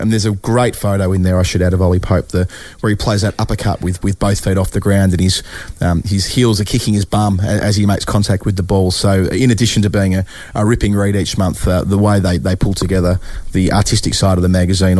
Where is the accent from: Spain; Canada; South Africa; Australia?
Australia; now in England; I'm an Australian.